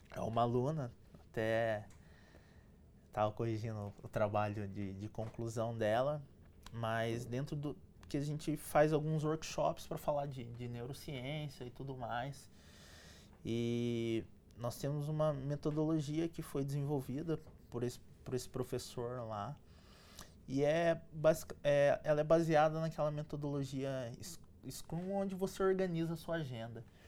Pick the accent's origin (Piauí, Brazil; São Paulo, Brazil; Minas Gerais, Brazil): São Paulo, Brazil; São José dos Campos; eu passei a minha, minha infância, cresci em São José dos Campos